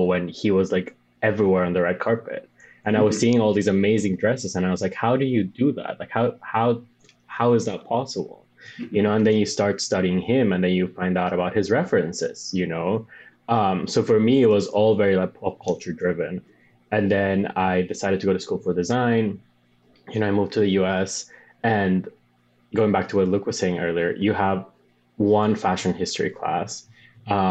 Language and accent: English; Bolivia; English is a second language; now in New York, United States; I'm from Bolivia